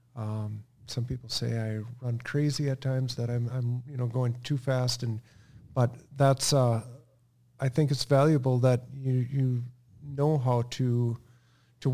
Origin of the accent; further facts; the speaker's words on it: Melrose, Minnesota, United States; In Melrose. We were on a farm, just a family farm.